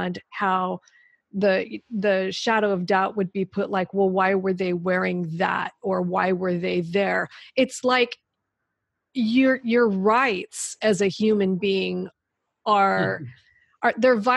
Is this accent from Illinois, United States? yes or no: no; Southern California, United States; I grew up in Southern California